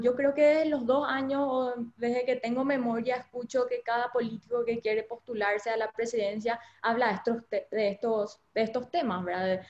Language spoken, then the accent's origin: Spanish; Paraguay; como paraguayos